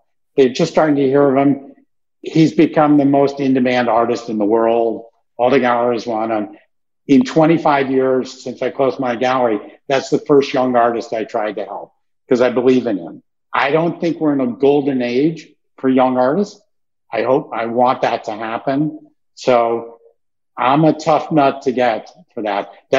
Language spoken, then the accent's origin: English; Brooklyn, New York, United States; You know, I love art. I grew up in Brooklyn, that I could make that.